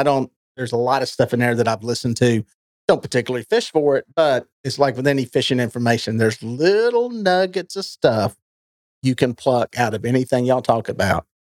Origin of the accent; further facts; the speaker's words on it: Gaston County, North Carolina, United States; accent: Southern; born and raised Gaston County.